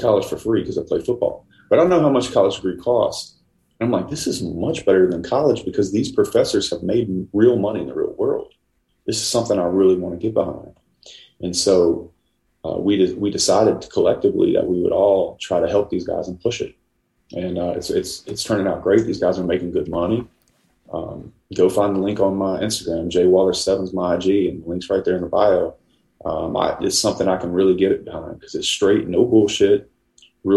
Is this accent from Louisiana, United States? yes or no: yes; Louisiana, United States; I'm from Louisiana.